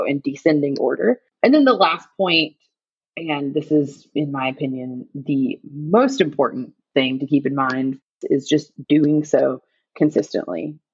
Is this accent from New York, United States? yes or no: no; North Carolina, United States; now in Los Angeles, United States; I'm from North Carolina